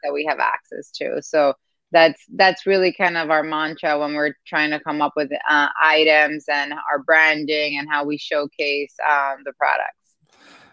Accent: Dominican Republic; moved away; I grew up in Dominican Republic. Part of my family is Cuban

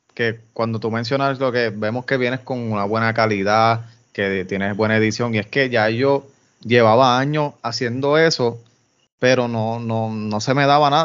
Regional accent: Yauco, Puerto Rico; Yo soy de Yauco

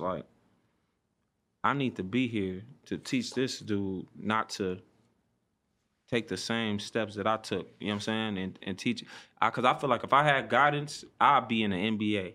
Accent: Compton, California, United States; I'm from Compton, yep. Um, born and raised

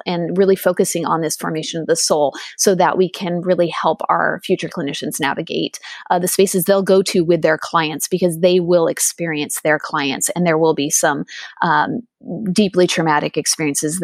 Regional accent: Southern California, United States; also born or lived in England; I also am a California native. I grew up in Southern California

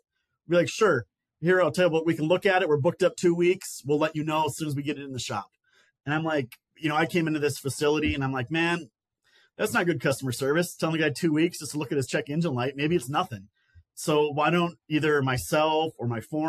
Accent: northern Minnesota, United States; moved away as an adult; now in Columbia, South Carolina, United States; I grew up in northern Minnesota

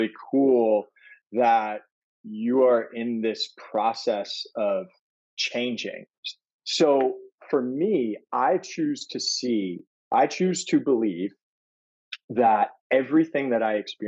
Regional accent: New York City, New York, United States; I grew up in Brooklyn, New York, in Fort Greene

